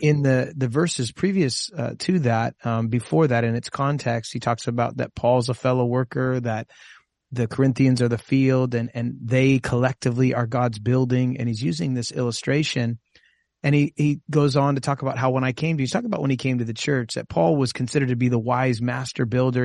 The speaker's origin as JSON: {"language": "English", "town": "Costa Mesa", "region": "California", "country": "United States", "tie": "born or raised there", "said": "my home church where I grew up in Costa Mesa"}